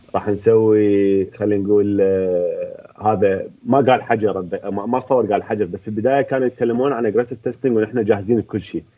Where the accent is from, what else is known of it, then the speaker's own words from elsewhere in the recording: Baghdad, Baghdad Governorate, Iraq; انا هم من بغداد ابوي من الرمادي